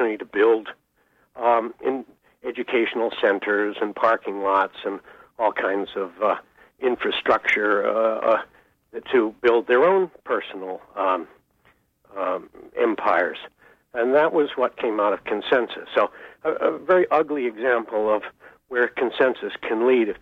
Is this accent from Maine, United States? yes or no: yes; Searsport, Maine, United States; my hometown of Searsport